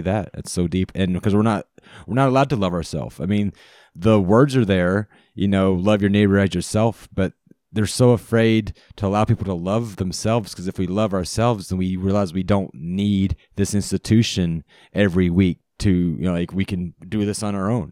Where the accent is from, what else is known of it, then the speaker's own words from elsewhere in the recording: Charlotte, North Carolina, United States; I grew up in Charlotte, North Carolina